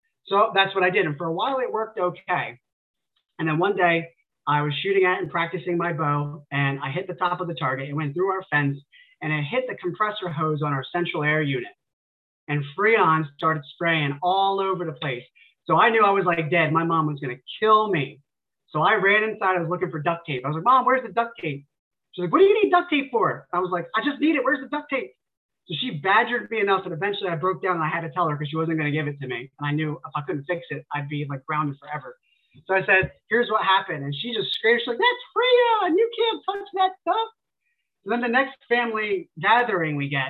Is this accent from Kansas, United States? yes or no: no; near Fort Dix, New Jersey, United States; my hometown is a very small hometown, kind of tucked away in the woods near Fort Dix. It's an Army base in New Jersey